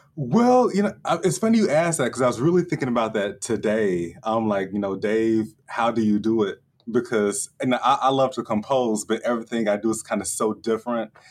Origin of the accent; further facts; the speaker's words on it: Chattanooga, Tennessee, United States; my hometown, Chattanooga